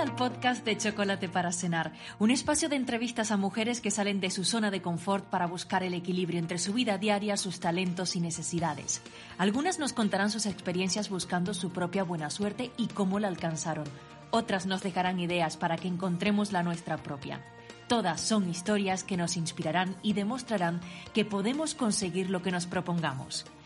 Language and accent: Spanish; Tenerife, Canary Islands, Spain; moved away as an adult; now in Switzerland; yo soy de Canarias, concretamente de Tenerife, aunque desde hace 5 años estoy viviendo en Suiza